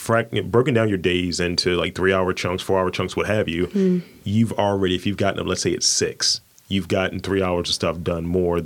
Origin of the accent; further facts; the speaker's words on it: Baltimore, Maryland, United States; I'm from East Baltimore, man.